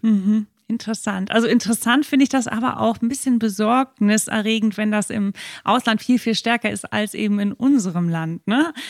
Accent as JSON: {"language": "German", "region": "Hamburg", "country": "Germany", "said": "Ich komme aus der Stauhauptstadt Deutschlands, aus Hamburg"}